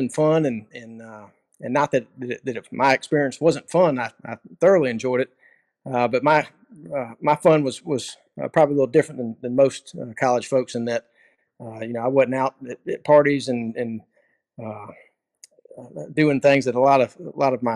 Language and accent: English; Pensacola, Florida, United States; I'm from Pensacola.